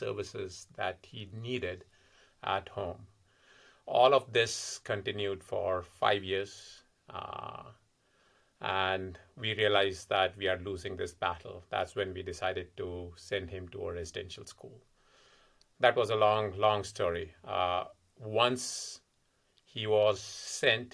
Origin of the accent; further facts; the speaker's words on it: Delhi, India; moved away as an adult; also born or lived in California; now in Massachusetts, United States; Originally, I'm from India, born and brought up in Delhi. And I was there until I was 24